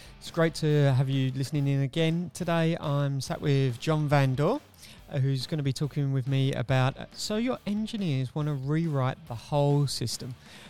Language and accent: English; Queensland, Australia; So being a Queenslander, this is going to be unique.